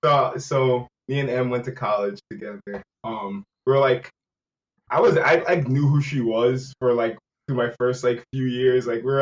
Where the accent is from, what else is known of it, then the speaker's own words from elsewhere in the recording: New Rochelle, New York, United States; also born or lived in Riverdale, Bronx; now in New York City, United States; I am from New Rochelle, and, you know, now in the Bronx, Riverdale